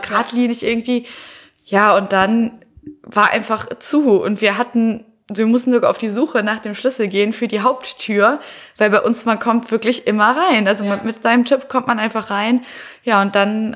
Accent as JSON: {"language": "German", "town": "Heinsberg", "region": "North Rhine-Westphalia", "country": "Germany", "said": "ich komme sogar noch aus Heinsberg"}